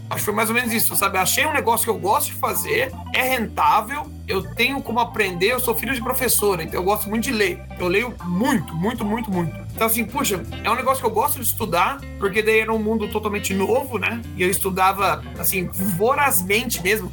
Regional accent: São Paulo, Brazil; also born or lived in Florianópolis / Japan; now in Maringá, Brazil; eu nasci em São Paulo, capital, minha família é de lá

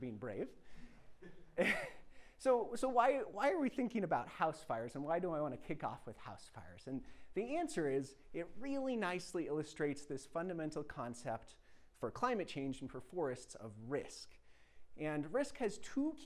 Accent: Cortez, Colorado, United States; I grew up outside of Cortez, Colorado, spending a lot of my childhood on mountain

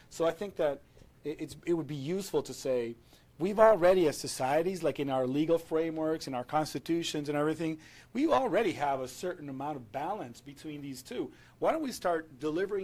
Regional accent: Venezuela; I'm from Venezuela, I live in Caracas

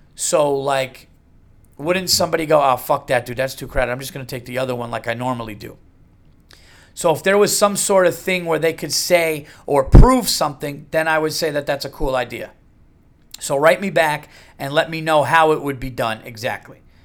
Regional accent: United States; as an American

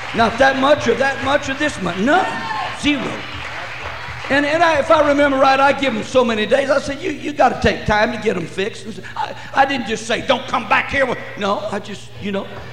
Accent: Lamesa, Texas, United States; moved away; I'm from West Texas. We take the whole bunch on. You know what? I was born in La Mesa

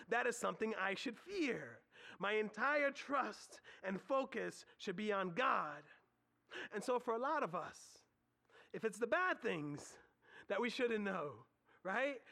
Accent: United States; us as Americans

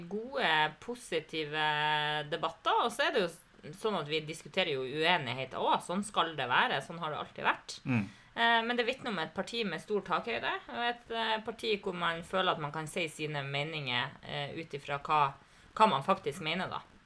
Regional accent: Lavangen, Troms, Norway; jeg ble jo engasjert i politikken i heimkommunen min, Lavangen

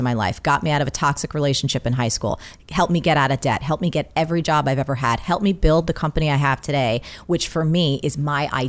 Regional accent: New Jersey, United States; I'm from Jersey

